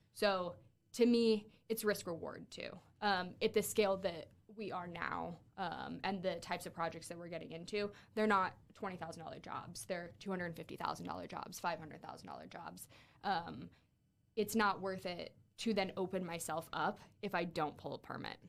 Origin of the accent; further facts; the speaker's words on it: Fort Wayne, Indiana, United States; moved away as an adult; also born or lived in Miami; I'm from Fort Wayne